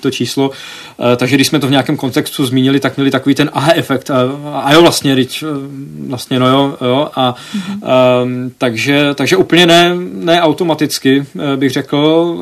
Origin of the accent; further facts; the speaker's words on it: Czechia; moved away as an adult; also born or lived in United States; že jsem jako z Česka